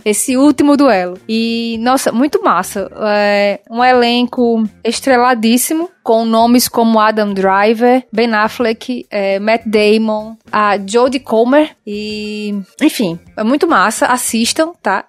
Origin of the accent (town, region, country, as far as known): Northeast Brazil, Brazil; accent: nordestino